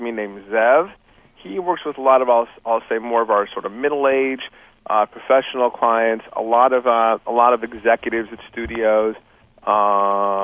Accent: Los Angeles, California, United States; also born or lived in New York; I grew up in Los Angeles, I went to college and law school in New York

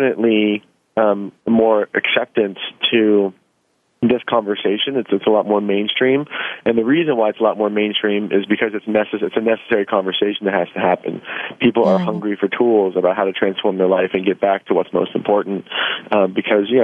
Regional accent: Kansas, United States; moved away; also born or lived in Los Angeles; I'm from Kansas and moved out to Los Angeles at a young age

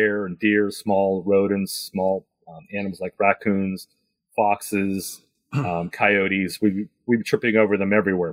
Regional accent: Pennsylvania, United States; in Pennsylvania, my home state here

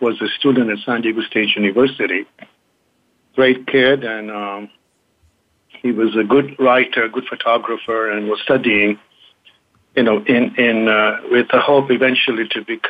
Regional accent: Kenya; also born or lived in England; now in United States; I was born in Kenya, educated in England, and have Eastern roots

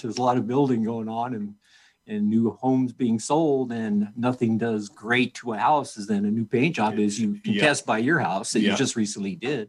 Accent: Pueblo, Colorado, United States; Well, I was born and raised here in Pueblo, Colorado. Went to Centennial High School, got my undergraduate at, then it was University of Southern Colorado, now Colorado State University, Pueblo.

